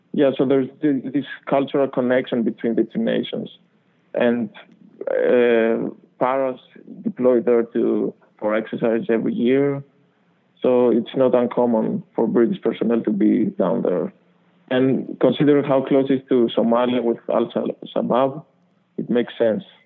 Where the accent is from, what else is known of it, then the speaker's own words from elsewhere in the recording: Greece; moved away as an adult; also born or lived in Boston; now in United States; So I grew up in Greece